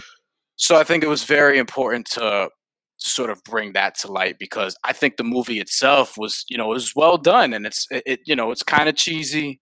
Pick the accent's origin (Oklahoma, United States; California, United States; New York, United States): New York, United States; New York City; growing up in New York City, people that look like me, people that look like Dexter, all grew up in the same neighborhoods